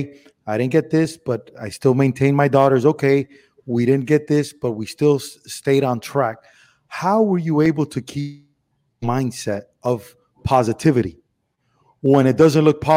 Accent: Miami, Florida, United States; moved away as an adult; also born or lived in Cuba / Los Angeles; I'm Cuban from Miami. I was born in Cuba

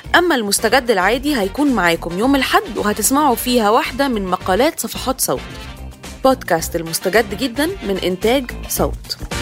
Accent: Egypt; انا كحد مصري

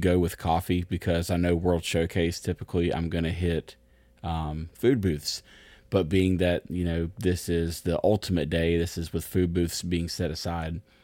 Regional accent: United States; I'm American

